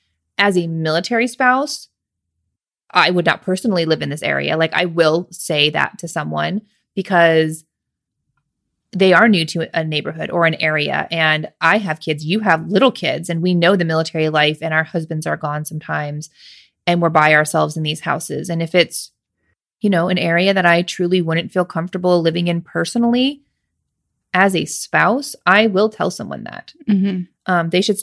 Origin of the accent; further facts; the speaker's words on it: Alaska, United States; also born or lived in Washington; I'm from Alaska. I never went to Denali. I don't know. You just live somewhere. We lived in Washington.